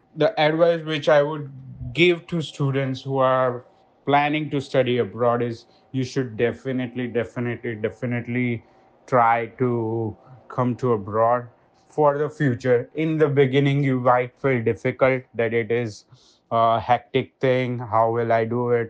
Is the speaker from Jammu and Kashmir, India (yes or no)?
no; Ahmedabad, Gujarat, India; moved away as an adult; also born or lived in Boston; now in New York, United States; I am from Ahmedabad, Gujarat, India.